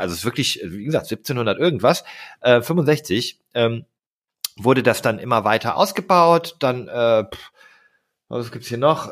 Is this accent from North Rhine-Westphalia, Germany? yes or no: yes; Steinfurt, North Rhine-Westphalia, Germany; now in Hamburg, Germany; ich komme aus Wilmsberg. Dort bin ich aufgewachsen. Das ist ein Stadtteil des, des kleinen Ortes Borghorst, der zusammen mit Burg Steinfurt Steinfurt ergibt